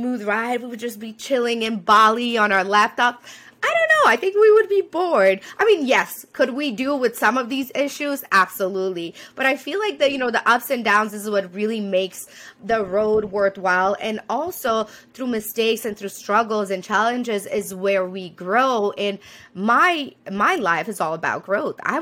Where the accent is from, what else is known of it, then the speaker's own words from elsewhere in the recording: Romania; moved away as an adult; also born or lived in Rwanda / Burma; now in United States; I was born in Romania, decided to leave that whole continent, move to America, create a new life